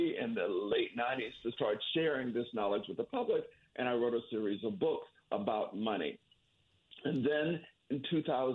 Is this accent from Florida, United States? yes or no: yes; Florida panhandle, United States; I was raised in the Florida panhandle in a rural area where there was no money at all